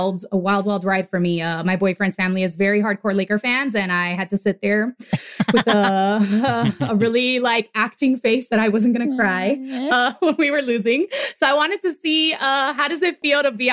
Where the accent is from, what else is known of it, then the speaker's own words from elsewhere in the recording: Miami, Florida, United States; now in Los Angeles, United States; I'm from Miami